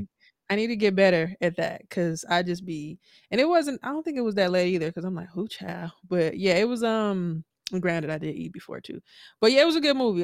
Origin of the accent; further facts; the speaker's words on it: Milwaukee, Wisconsin, United States; moved away; also born or lived in Houston; I mentioned I was from Milwaukee, but I lived in Houston